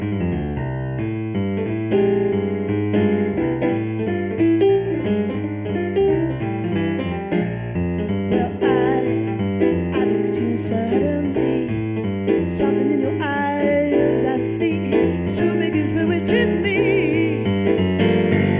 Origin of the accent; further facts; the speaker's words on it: London, United Kingdom; also born or lived in Hastings; I was born in London. I was born in King's College Hospital.